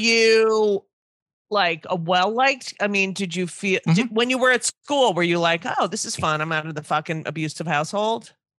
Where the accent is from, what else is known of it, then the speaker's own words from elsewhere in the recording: New Jersey, United States; I grew up in New Jersey